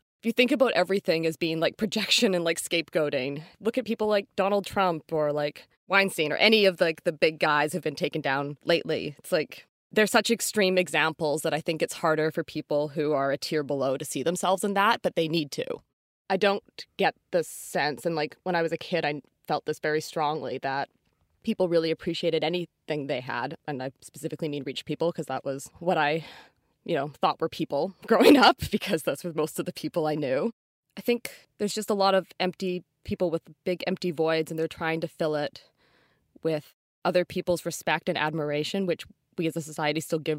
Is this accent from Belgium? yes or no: no; North Vancouver, British Columbia, Canada; Oh, I always knew. Like, I grew up in North Van, and I was at a public elementary school in a very like gentrifying neighborhood.